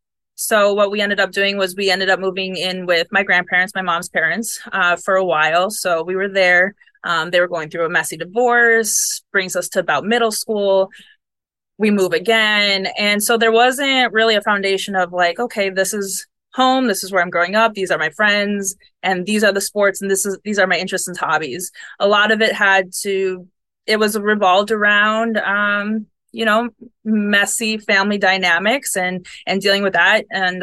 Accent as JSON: {"language": "English", "town": "Buffalo", "region": "New York", "country": "United States", "lives_now": "Florida, United States", "said": "I do miss the seasons. I'm from Buffalo, so..."}